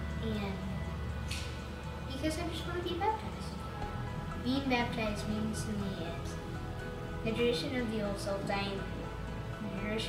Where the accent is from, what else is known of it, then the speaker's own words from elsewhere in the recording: Lafayette, Indiana, United States; I'm 11 years old, and I'm from Lafayette, Indiana.